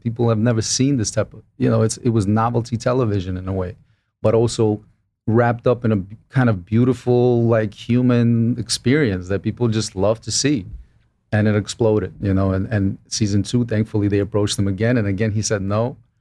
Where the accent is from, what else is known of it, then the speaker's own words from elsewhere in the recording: Brooklyn, New York, United States; I was this kid from Brooklyn